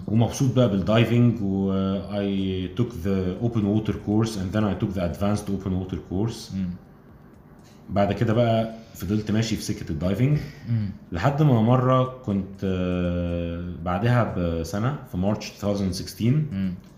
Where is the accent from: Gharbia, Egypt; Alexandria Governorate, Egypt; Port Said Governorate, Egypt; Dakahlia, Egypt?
Alexandria Governorate, Egypt; Alexandria; moved away as an adult; now in Cairo, Egypt; انا من اسكندريه اصلا